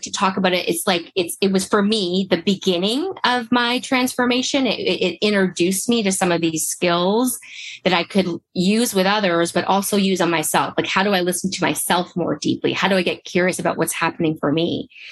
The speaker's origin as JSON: {"language": "English", "country": "Canada", "said": "I'm originally from Canada"}